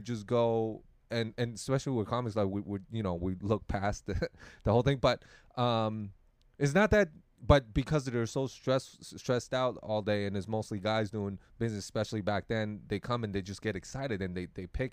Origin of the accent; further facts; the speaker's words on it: Taiwan; Taiwan, we also have that thing